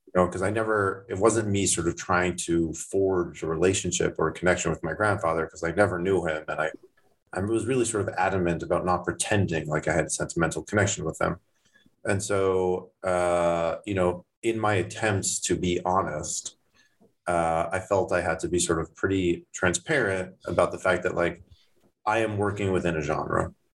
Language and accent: English; Toronto, Ontario, Canada; now in United States; I grew up in Toronto, not in Thornhill